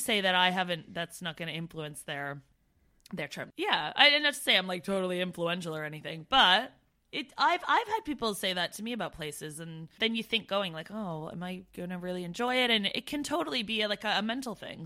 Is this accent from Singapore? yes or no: no; Brantford, Ontario, Canada; moved away as an adult; I come from Brantford, Ontario